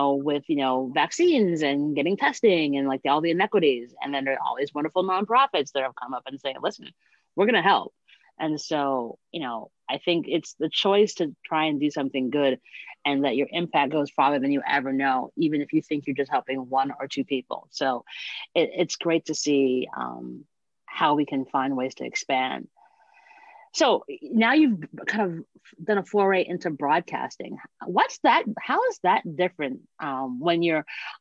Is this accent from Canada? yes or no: no; New York, United States; I'm a New Yorker